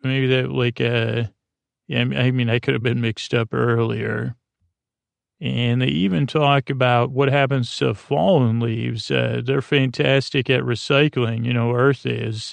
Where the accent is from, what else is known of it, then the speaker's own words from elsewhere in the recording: Syracuse, New York, United States; first language English; I come from Syracuse, New York.